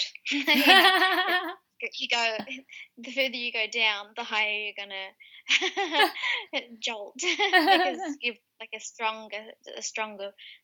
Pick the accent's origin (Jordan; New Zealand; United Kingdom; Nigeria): New Zealand; Wellington; moved away as an adult; the Wellington area, which is my hometown